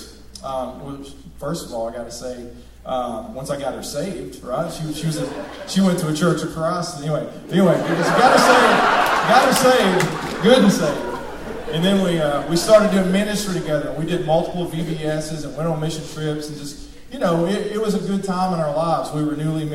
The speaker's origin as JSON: {"language": "English", "town": "Rossville", "country": "United States", "tie": "born or raised there", "said": "I grew up in Rossville"}